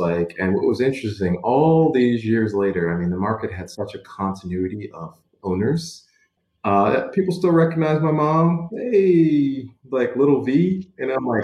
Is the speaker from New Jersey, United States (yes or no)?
no; Baltimore, Maryland, United States; I grew up in Edmondson Village.